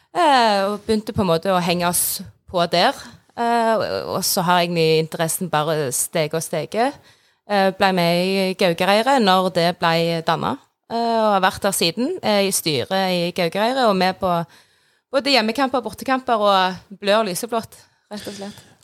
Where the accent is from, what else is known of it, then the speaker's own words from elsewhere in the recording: Sandnes, Rogaland, Norway; er fra Sandnes